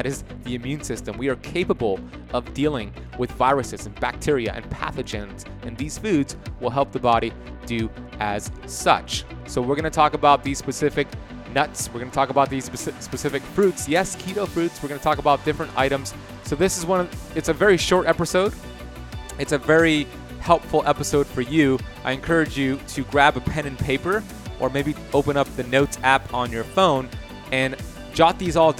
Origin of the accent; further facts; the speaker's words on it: Miami, Florida, United States; I love it because I'm from Miami.